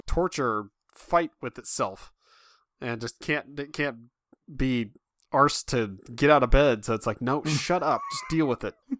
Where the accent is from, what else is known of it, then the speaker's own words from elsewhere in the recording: Midwest, United States; I'm from the Midwest.